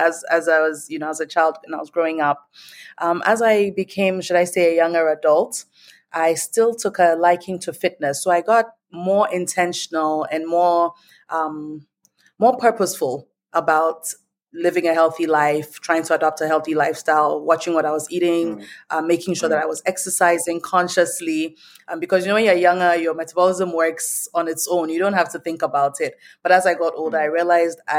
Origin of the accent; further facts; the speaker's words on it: Ghana; moved away as an adult; also born or lived in Nigeria / United States; I was born in Nigeria. I grew up in Ghana, and I spent most of my adult life in the States.